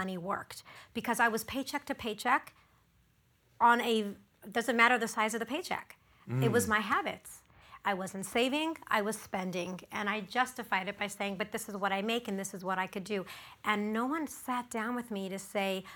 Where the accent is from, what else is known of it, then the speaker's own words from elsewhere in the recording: Los Angeles, California, United States; My entire life, I grew up in the Pico Robertson area